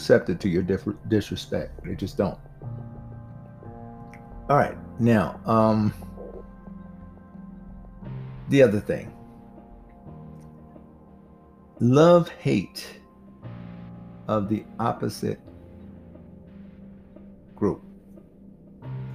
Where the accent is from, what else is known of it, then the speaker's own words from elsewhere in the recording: United States; also born or lived in Las Vegas; us African Americans